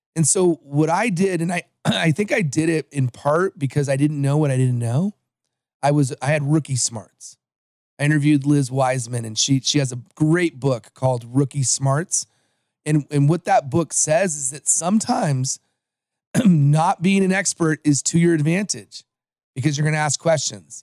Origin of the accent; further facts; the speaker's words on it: Los Angeles, California, United States; also born or lived in American Samoa; I am from Los Angeles, but I was born in the island of American Samoa